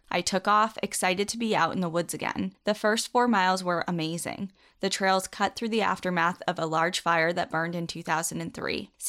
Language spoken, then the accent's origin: English; Washington, United States; similar to the old growth I grew up with in Washington.